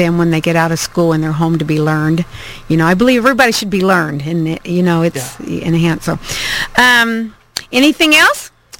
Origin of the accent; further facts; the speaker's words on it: Midwest, United States; moved away; I'm from the Midwest too. I think it's kind of like I've always said, I'm a country girl.